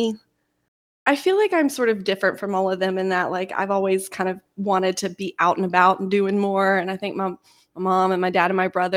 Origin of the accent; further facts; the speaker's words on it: Hillsborough, North Carolina, United States; also born or lived in Banner Elk, North Carolina; I grew up in Hillsboro, which is a little town outside of Durham and Chapel Hill.